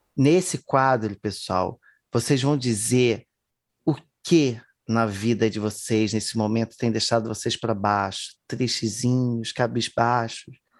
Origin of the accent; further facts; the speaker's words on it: Brazil; first language Portuguese; E não que eu não seja, né? Sou